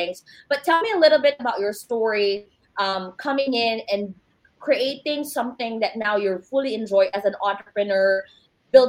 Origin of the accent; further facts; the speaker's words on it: Cebu City, Central Visayas, Philippines; moved away as an adult; also born or lived in Manila; now in United States; We grew up in the same city. I actually came from Cebu, but I was actually, I was born in Manila